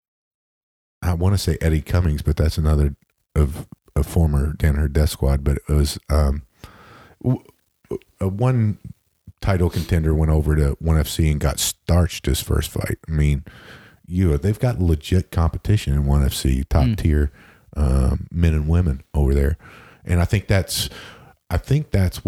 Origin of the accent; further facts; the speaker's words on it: Huntington, West Virginia, United States; moved away; I was just there in my hometown of Huntington, West Virginia for the holidays